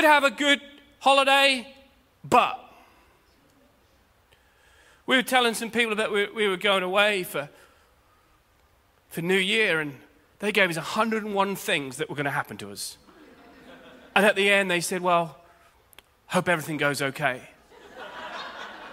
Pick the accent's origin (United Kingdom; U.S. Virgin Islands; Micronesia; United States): United Kingdom; as Brits, and I'm a Brit